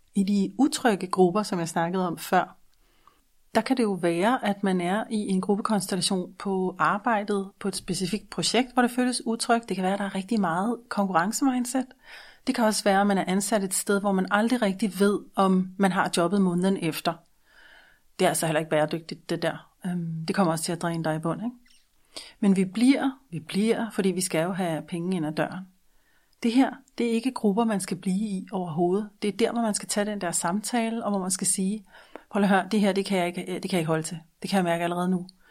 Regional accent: Denmark; som en dansker med et ikke-dansk mindset

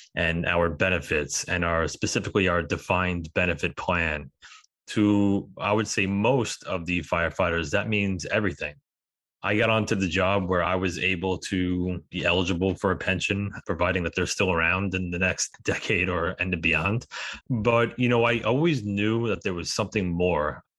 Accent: New York, United States; We're both from New York

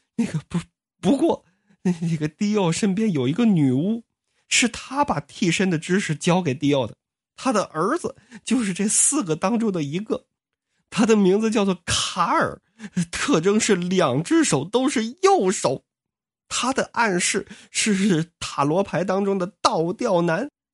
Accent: Liaoning, China; 我就是辽宁人

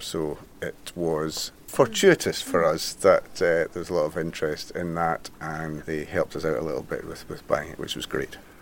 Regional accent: Mull, Scotland, United Kingdom; Born and brought up on Mull

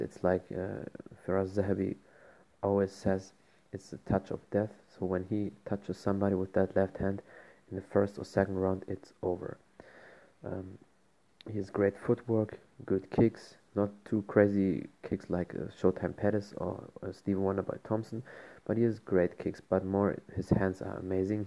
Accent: Germany; I'm from Germany

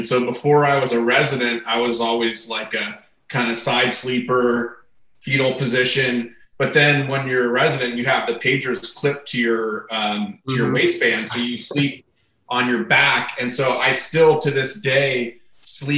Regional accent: Tempe, Arizona, United States; moved away as an adult; also born or lived in East Coast; now in Phoenix, United States; I'm one of the few people you'll meet that's a Phoenix native. So I grew up in Tempe, actually

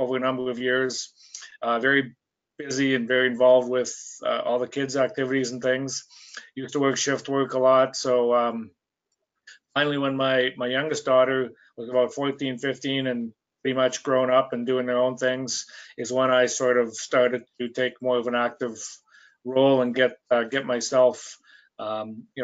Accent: Saskatchewan, Canada; moved away as an adult; now in Calgary, Canada; Came out here to Calgary. I grew up in Saskatchewan. Came out here right after high school

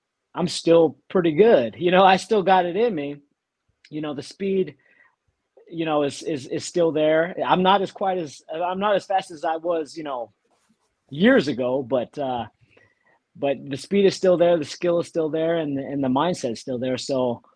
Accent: Texas, United States; moved away as an adult; also born or lived in Lubbock, Texas; now in Tampa area, United States; So I'm from Texas.

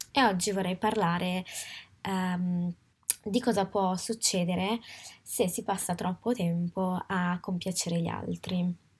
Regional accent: Italy; moved away as an adult; now in Paris, France; sono nata e cresciuta in Italia ma oggi abito a Parigi

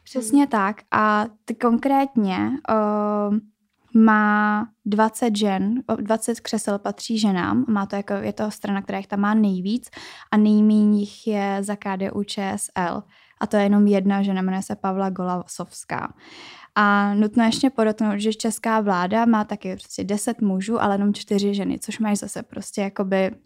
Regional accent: Czechia; u nás v České republice

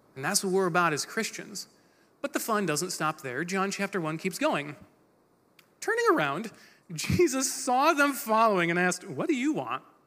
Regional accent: Michigan, United States; we're from Michigan

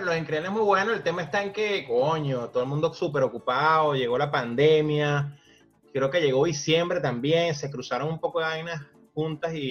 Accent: Venezuela; now in United States; Yo sé que somos venezolanos

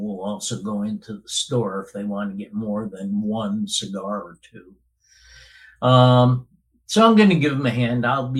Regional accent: Cohoes, New York, United States; My hometown, Cohoes, New York, which is about 10 miles north of Albany. It's right at the confluence of the Mohawk and Hudson rivers.

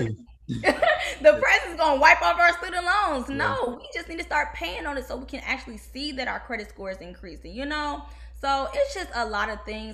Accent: Detroit, Michigan, United States; moved away as an adult; also born or lived in Kentucky; now in Houston, United States; growing up in Detroit

